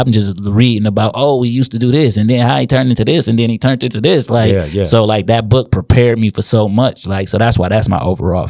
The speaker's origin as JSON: {"language": "English", "town": "Inkster", "region": "Michigan", "country": "United States", "tie": "born or raised there", "said": "So we from Inkster, Michigan."}